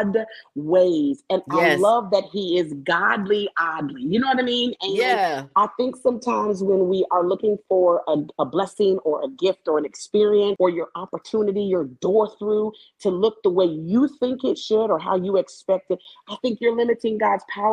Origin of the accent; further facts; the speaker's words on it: Tacoma, Washington, United States; moved away as an adult; now in Birmingham, United States; I'm from Tacoma, Washington. It is about 30 minutes south of Seattle. But guess what? I currently live in Birmingham, Alabama